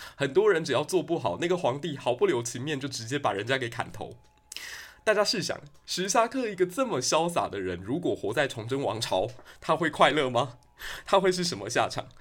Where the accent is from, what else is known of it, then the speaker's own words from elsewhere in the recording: Taiwan; 难道我们台湾人就只能这样子了吗